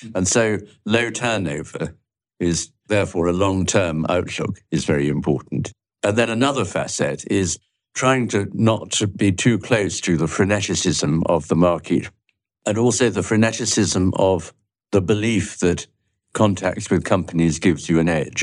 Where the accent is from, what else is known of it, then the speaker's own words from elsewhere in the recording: London, United Kingdom; also born or lived in Jamaica; I grew up in London and Jamaica, where I spent a couple of years